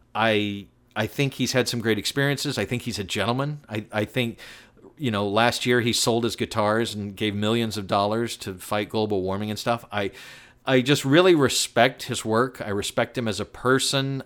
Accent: the South, United States; I was raised in the South

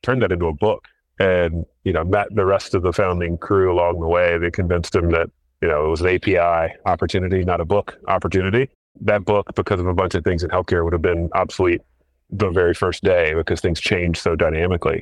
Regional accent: North Carolina, United States; I grew up in North Carolina

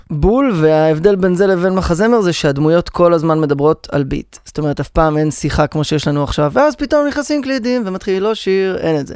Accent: Rehovot, Central District, Israel; אחרי שגדלתי ברחובות

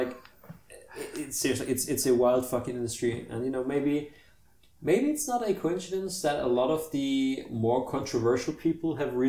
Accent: United States; as an American

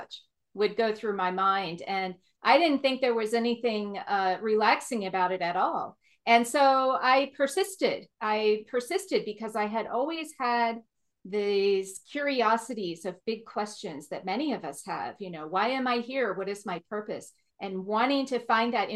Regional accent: Oregon, United States; I grew up in Oregon, which I've always been told is similar to the Scotland climate

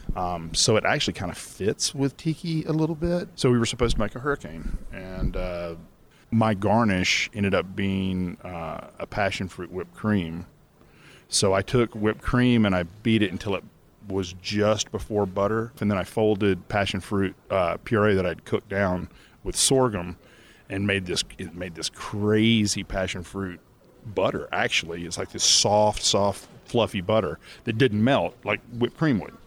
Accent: Atlanta, Georgia, United States; my hometown

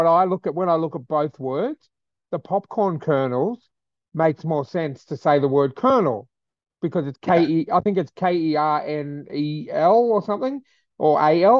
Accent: Australia

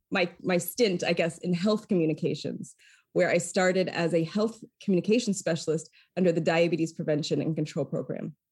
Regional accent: Lewiston, Maine, United States; now in San Francisco, United States; I hail from the state of Maine and that I was born and raised in what we call South Central Maine

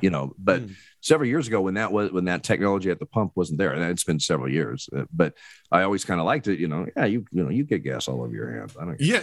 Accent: Oregon, United States; I'm originally born and bred in Oregon.

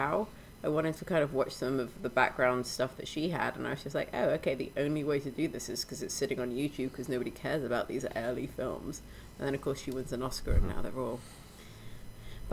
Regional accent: Sudan; moved away; my experience growing up in Sudan

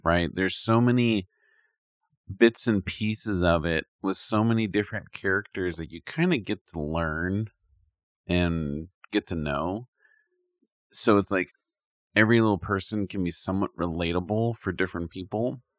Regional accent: United States; I'm from America

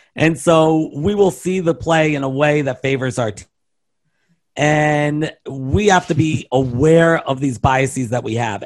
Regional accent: Baltimore, Maryland, United States; I'm from Baltimore

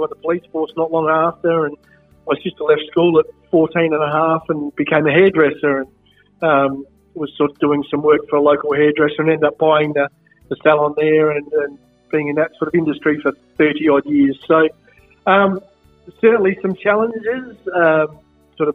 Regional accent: Adelaide, South Australia, Australia; Born and bred in Marino, so just a little bit, a couple of suburbs down from Brighton

